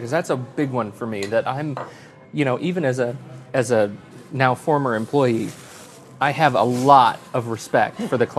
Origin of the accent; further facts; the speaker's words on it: Oklahoma, United States; I grew up in Oklahoma.